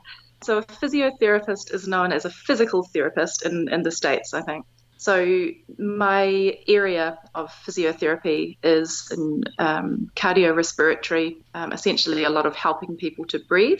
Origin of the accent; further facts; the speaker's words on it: Taranaki, New Zealand; moved away as an adult; also born or lived in Wellington, New Zealand; now in Dijon, France; So I'm 37 years old. I'm from Taranaki in New Zealand, but I currently live in Dijon, which is in the Burgundy region of France.